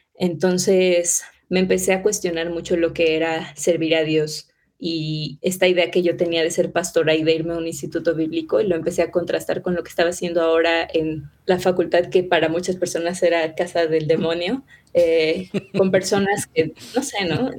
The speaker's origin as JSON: {"language": "Spanish", "region": "Mexico City", "country": "Mexico", "tie": "born or raised there", "said": "yo vivo en Ciudad de México, nací en Ciudad de México, crecí en Ciudad de México"}